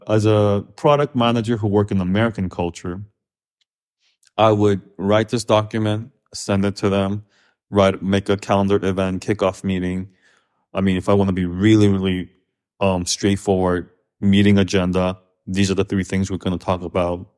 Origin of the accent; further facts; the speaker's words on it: Kazakhstan; also born or lived in Korea / Los Angeles, United States / New York, United States; now in United States; growing up in Kazakhstan, which is very post-Soviet